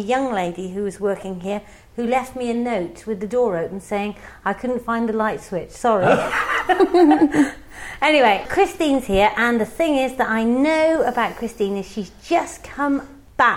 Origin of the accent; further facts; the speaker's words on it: Herefordshire, West Midlands, United Kingdom; We're both from Herefordshire